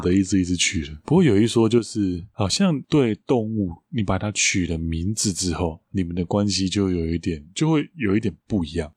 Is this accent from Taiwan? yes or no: yes; Taiwan; 我们台湾人